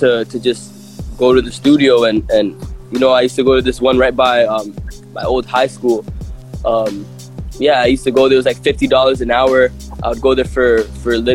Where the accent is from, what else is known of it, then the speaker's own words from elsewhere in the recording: Toronto, Ontario, Canada; also born or lived in Eritrea; growing up in Toronto, it's a very multicultural city